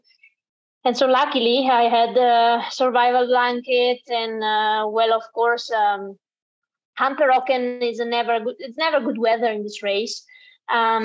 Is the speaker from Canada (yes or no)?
no; Italy; I'm born and raised in the Dolomites